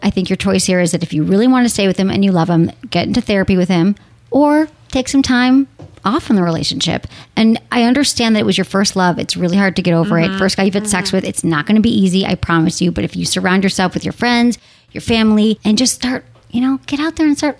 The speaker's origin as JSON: {"language": "English", "region": "Michigan", "country": "United States", "accent": "Michigan", "said": "It's my Michigan accent."}